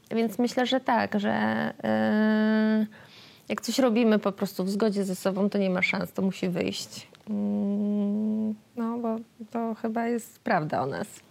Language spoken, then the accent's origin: Polish; Otwock, Masovian Voivodeship, Poland; moved away as an adult; Pojechałam wtedy do Otwocka, e, do mojego rodzinnego miasta, w którym od roku również nie mieszkam. to jest pierwszy raz, kiedy nie mieszkam w Otwocku.